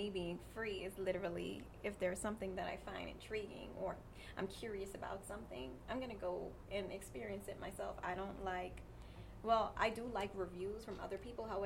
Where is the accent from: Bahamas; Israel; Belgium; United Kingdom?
Bahamas; I'm from the Bahamas. I am currently a chemist.